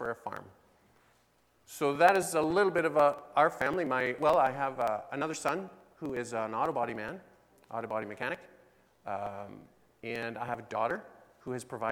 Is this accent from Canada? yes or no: yes; Osler, Saskatchewan, Canada; We come from Osler, Saskatchewan.